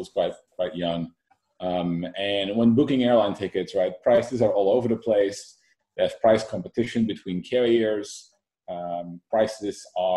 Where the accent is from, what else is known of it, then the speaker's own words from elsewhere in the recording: Netherlands; moved away as an adult; now in Silicon Valley, United States; I moved to Silicon Valley about 7 years ago, born and raised in the Netherlands